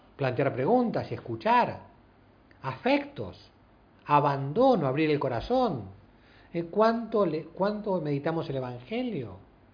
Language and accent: Spanish; Argentina; somos los argentinos